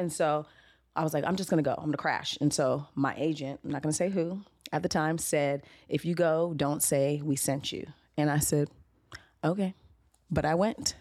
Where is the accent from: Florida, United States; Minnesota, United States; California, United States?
California, United States; Los Angeles; I am from Los Angeles, California, native